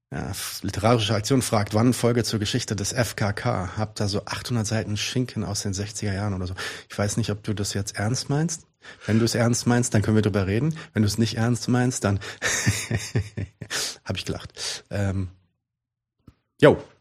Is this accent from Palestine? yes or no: yes; Palestine; ich bin ja Palästinenser